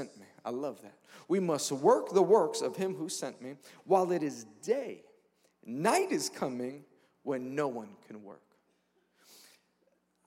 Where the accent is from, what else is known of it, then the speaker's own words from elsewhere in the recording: New York City, New York, United States; I'm from Queens, New York.